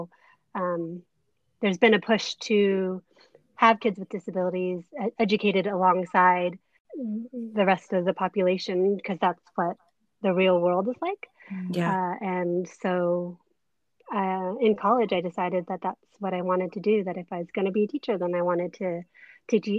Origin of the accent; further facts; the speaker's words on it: Bay Area, California, United States; also born or lived in Canada; my husband and I both grew up in the Bay Area.